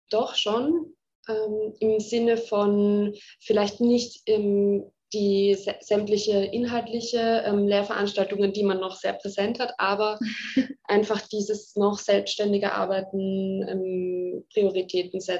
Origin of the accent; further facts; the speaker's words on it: Zurich, Switzerland; Ich bin in Zürich aufgewachsen.